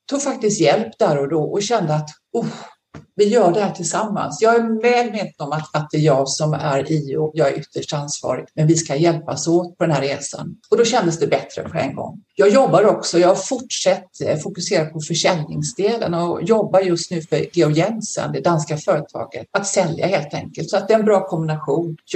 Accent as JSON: {"language": "Swedish", "town": "Landvetter", "region": "Västra Götaland", "country": "Sweden", "tie": "born or raised there", "lives_now": "Australia", "said": "Eh, född och uppvuxen i Landvetter utanför Göteborg."}